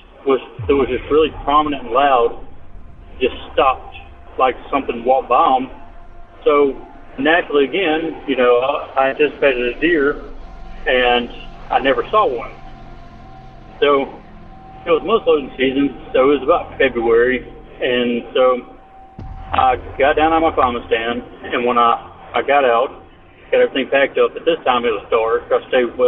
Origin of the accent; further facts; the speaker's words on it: Mississippi, United States; I'm from Mississippi